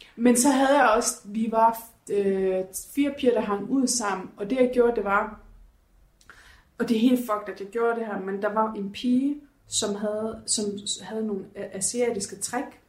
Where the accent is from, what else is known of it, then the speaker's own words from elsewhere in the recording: Horsens, Central Denmark Region, Denmark; moved away; jeg var hjemme i Horsens her for nogle par uger siden